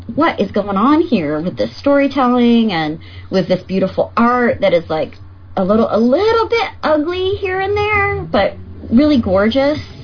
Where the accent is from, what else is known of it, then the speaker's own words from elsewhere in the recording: Northern California, United States; also born or lived in Los Angeles, California / Chico, California; I'm from California. I was born